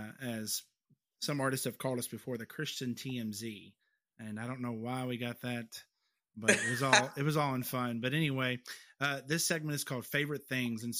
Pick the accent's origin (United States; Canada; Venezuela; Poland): United States; Kentucky; I'm from Kentucky